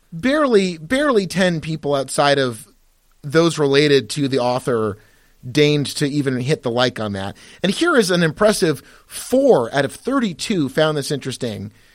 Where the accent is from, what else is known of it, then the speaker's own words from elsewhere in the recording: United States; we're both American